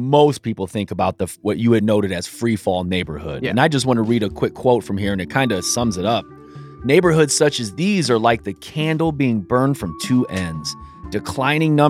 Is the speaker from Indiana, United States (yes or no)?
yes; South Bend, Indiana, United States; I grew up in Sunnymead